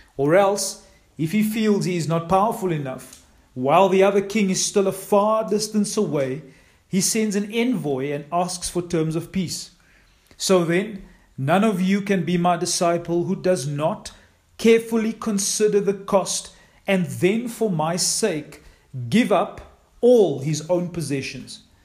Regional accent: East London, Eastern Cape, South Africa; Cindy and I grew up in East London

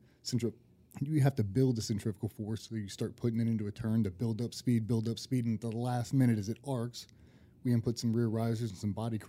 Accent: near Norfolk, Virginia, United States; I grew up 20 minutes on the road.

